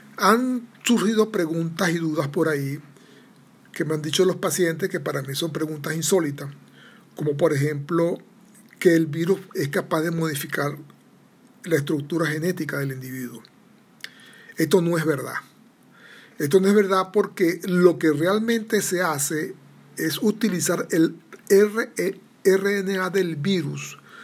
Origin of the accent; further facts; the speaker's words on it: Venezuela; soy venezolano